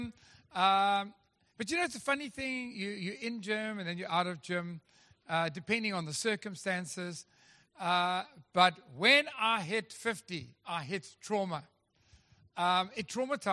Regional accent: Durban, KwaZulu-Natal, South Africa; now in Western Cape, South Africa; I come from Durban

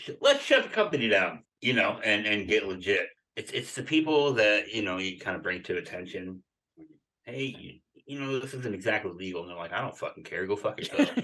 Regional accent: Philadelphia, Pennsylvania, United States; I grew up in Philadelphia, right outside of Philadelphia

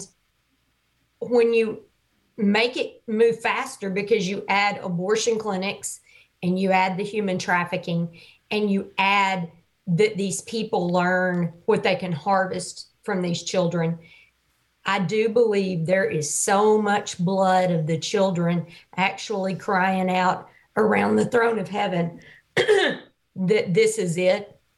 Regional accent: Arkansas, United States; You didn't know I'm from Arkansas.

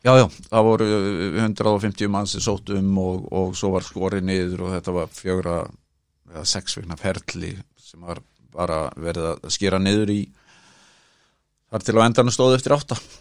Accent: Kópavogur, Capital Region, Iceland; now in Reykjavík, Iceland; Ég ólst upp hérna á Digrannsveginum

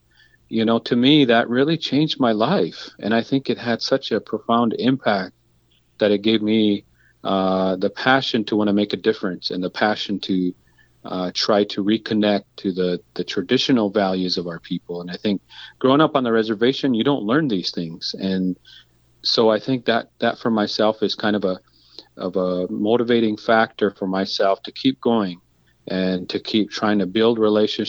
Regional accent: Crow Creek Sioux Tribe, South Dakota, United States; I come from the Crow Creek Sioux Tribe. We're known as the Hunkpati Dakota Nation

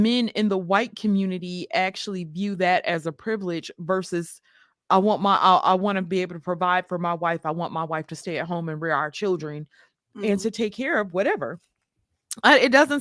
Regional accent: Mississippi, United States; now in Atlanta, United States; and I'm from Mississippi

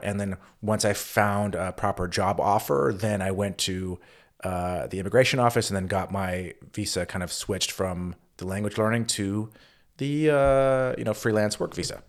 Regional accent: United States; moved away as an adult; also born or lived in Vienna / Berlin; as an American

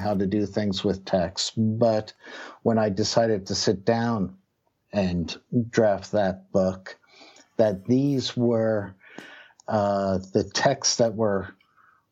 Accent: Philadelphia, Pennsylvania, United States; also born or lived in New Jersey; growing up in Philadelphia and New Jersey in the 1970s

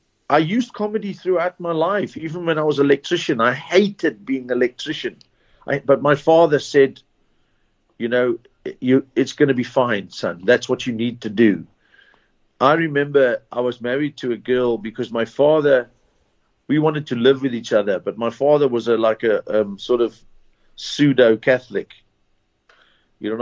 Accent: Zimbabwe; moved away; also born or lived in Port Elizabeth, South Africa; I was born in Zimbabwe

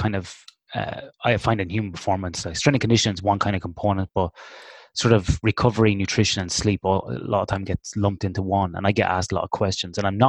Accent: Ireland; now in Western Australia, Australia; Me being Irish

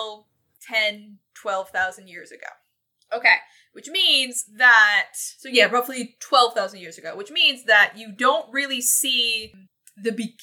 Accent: Michigan, United States; I'm from Michigan.

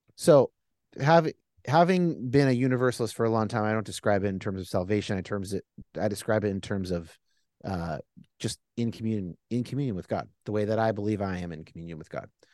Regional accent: California, United States; I'm a Californian

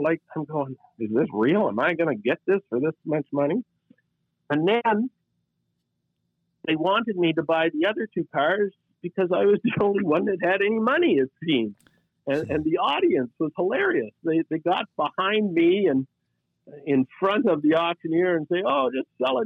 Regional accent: Canada; I'm Canadian

